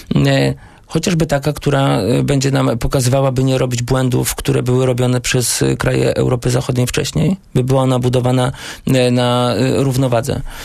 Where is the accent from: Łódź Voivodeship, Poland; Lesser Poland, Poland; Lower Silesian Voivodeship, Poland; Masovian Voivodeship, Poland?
Łódź Voivodeship, Poland; Błaszki; u nas w Błaszkach, gdzie byłem radnym